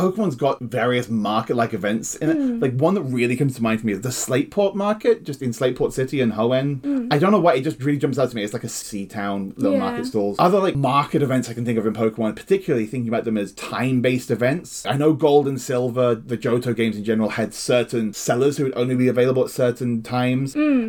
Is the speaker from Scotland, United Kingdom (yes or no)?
no; Oxford, South East England, United Kingdom; my hometown, Oxford.